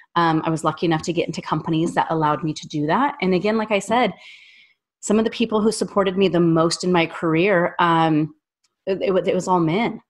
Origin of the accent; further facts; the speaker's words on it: Wyoming, United States; also born or lived in Orlando; now in Nashville, United States; I'm from Wyoming.